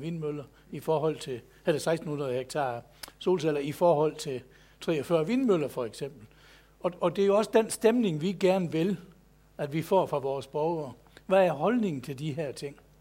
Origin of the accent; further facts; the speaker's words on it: Southern Jutland, Denmark; jeg er sønderjyde